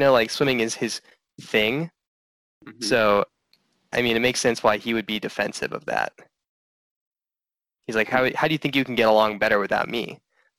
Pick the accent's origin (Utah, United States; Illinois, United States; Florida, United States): Illinois, United States; near Lake Forest; moved away; I grew up 15 minutes from where this movie was filmed.